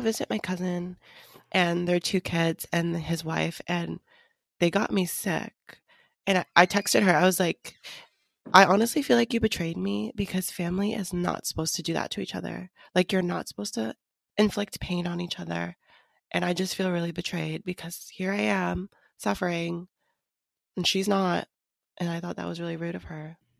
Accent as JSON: {"language": "English", "town": "Seattle", "region": "Washington", "country": "United States", "moved": "yes", "said": "I went back home to visit Seattle"}